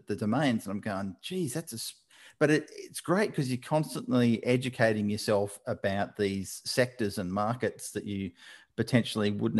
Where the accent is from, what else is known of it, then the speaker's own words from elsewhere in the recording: Scotland, United Kingdom; now in Australia; I was born in Scotland